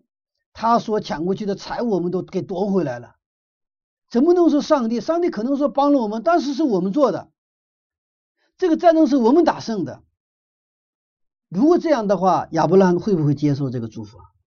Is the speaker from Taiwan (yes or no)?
no; China; 我们中国人